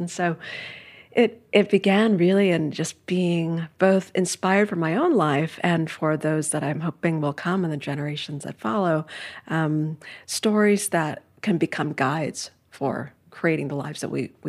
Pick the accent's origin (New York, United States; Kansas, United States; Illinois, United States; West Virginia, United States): New York, United States; New York City; So I grew up in Midtown Manhattan, really a bustling part of the city, right?